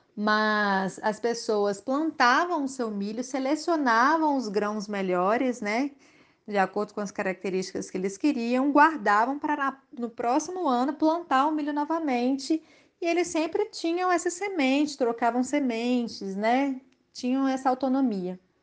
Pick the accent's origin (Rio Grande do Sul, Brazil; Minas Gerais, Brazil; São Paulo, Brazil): Minas Gerais, Brazil; Belo Horizonte; moved away as an adult; now in Santo Antônio do Leite, Brazil; E eu sou de Belo Horizonte